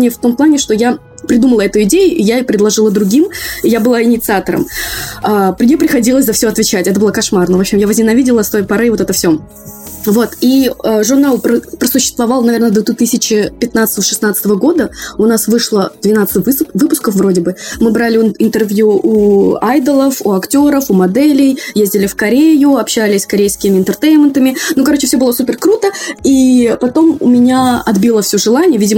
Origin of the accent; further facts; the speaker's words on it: Moscow, Russia; учитывая, что я выросла, родилась и выросла в Москве, я очень далека от всего своего